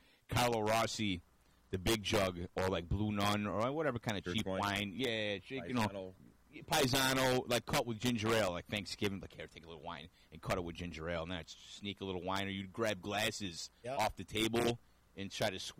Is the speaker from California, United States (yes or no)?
no; Utica, New York, United States; I grew up on Arthur Street by Proctor. So, I mean, this is all within a stone's throw of where I grew up